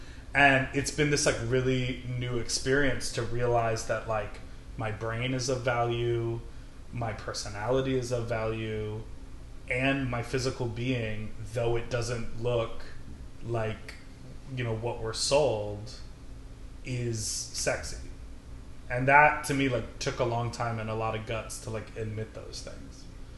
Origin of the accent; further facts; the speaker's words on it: Chicago, Illinois, United States; now in New York, United States; I'm from Chicago